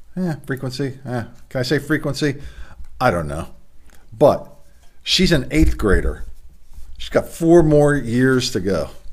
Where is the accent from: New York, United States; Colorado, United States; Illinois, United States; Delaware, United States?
Delaware, United States; my home state of Delaware